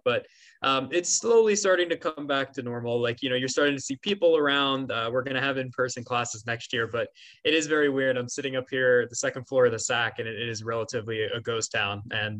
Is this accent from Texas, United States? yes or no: no; Bucks County, Pennsylvania, United States; now in Philadelphia, United States; Yeah. I grew up in Bucks County, so I'm local. It's about 40 minutes away about from Philly and about, you know, 35 from Temple.